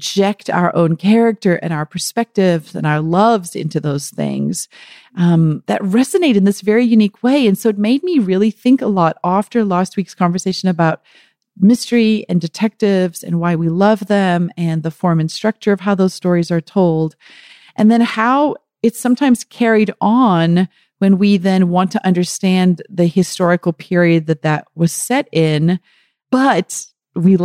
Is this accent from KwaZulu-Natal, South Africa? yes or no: yes; KwaZulu-Natal, South Africa; I was born in KwaZulu-Natal, so the Zulu nation has always been very important to my father